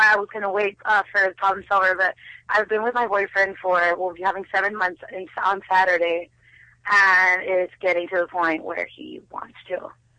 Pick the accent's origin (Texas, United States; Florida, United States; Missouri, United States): Texas, United States; I'm from Texas, and so my family's like very, very religious, like very conservative.